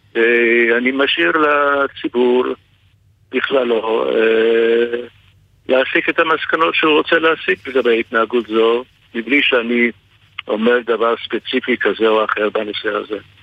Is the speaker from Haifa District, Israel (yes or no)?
yes; Haifa, Haifa District, Israel; אנחנו שנינו חיפאים